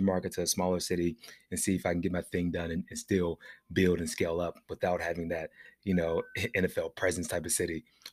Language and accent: English; Pittsburgh, Pennsylvania, United States; also born or lived in Atlanta; now in Pasadena, United States; I was born and raised in Pittsburgh